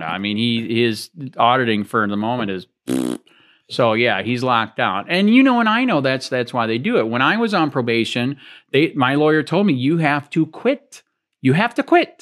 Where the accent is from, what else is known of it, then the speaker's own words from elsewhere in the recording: Michigan, United States; now in Florida, United States; I'm from Michigan